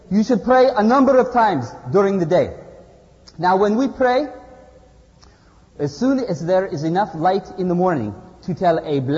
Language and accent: English; Izmir, Turkey; English is a second language; I come from Izmir, Turkey.